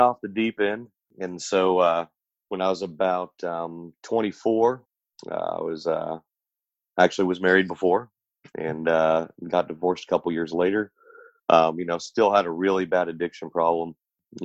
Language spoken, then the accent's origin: English; Oklahoma City, Oklahoma, United States; I was born in Oklahoma City, Oklahoma.